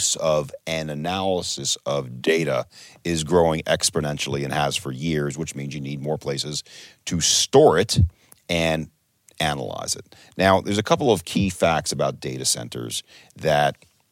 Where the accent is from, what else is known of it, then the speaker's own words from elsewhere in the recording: United States; I'm an American